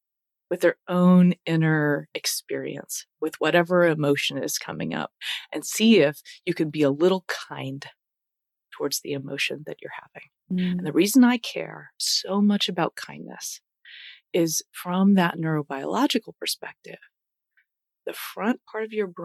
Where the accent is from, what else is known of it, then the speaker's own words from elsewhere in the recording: United States; I grew up in the States, right? I'm a U.S. mutt, lived all over the place. I've moved a ton as a kid.